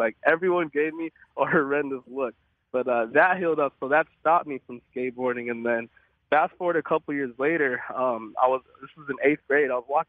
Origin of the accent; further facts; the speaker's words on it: Arlington, Texas, United States; We grew up in Arlington, Texas